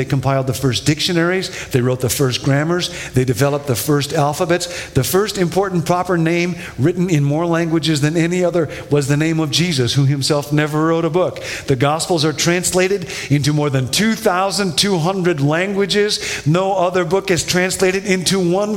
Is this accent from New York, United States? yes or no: no; Rockford, Illinois, United States; When I was a kid, I grew up in Rockford, Illinois